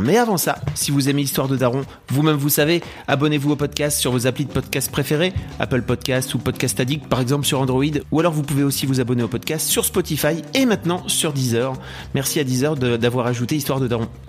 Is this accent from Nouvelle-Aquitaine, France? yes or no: no; Lille, Hauts-de-France, France; en tant que Lillois, moi, j'ai grandi la frontière belge